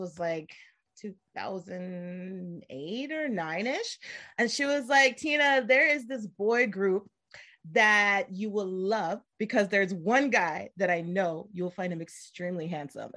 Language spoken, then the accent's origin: English; United States; moved away as an adult; now in Korea; I'm from the States.